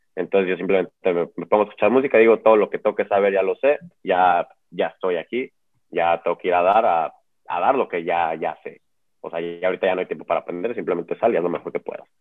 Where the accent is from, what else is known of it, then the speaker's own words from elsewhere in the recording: Mexico; como mexicano